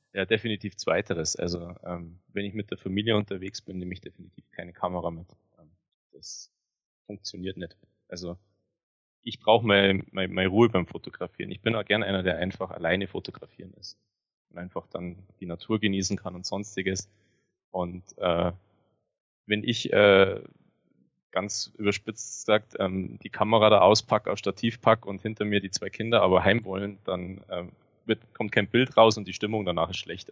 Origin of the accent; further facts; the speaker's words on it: Grainau, Bavaria, Germany; Ich bin ähm, geboren am Fuße der Zugspitze in den Bayerischen Alpen und lebe seit meiner Geburt hier ähm, war nur während dem Studium mal weg